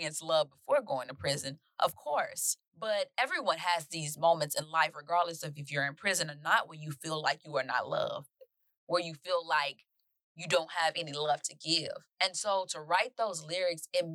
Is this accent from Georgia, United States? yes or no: no; Mississippi, United States; I'm from Mississippi